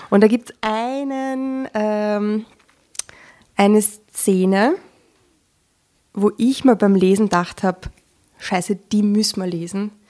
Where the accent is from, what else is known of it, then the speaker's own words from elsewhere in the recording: Vienna, Austria; ich bin 36. Mhm. Ähm, bin in Wien geboren, lebe in Wien.